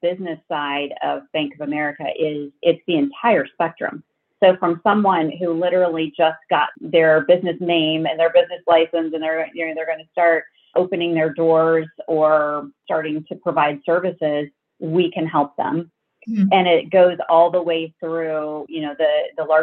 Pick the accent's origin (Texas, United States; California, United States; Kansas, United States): Kansas, United States; moved away; I grew up in Kansas, so I went to Kansas State University